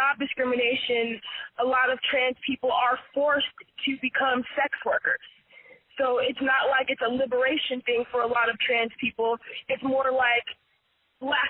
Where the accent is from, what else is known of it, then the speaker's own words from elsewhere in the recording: San Francisco Bay Area, California, United States; I'm a California native, born and raised in the San Francisco Bay Area